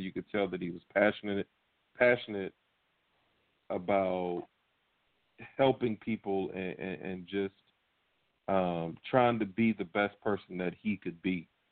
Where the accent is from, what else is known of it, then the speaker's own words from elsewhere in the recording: Norfolk, Virginia, United States; the Norfolk Scope, a big arena in my hometown